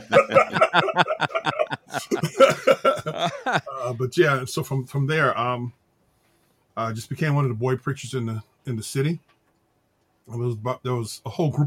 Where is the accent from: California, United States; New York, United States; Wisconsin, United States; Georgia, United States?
California, United States; Los Angeles; Well, I grew up in in Los Angeles, some in South Central, some in Compton, some in Watts, some in just all over L.A. County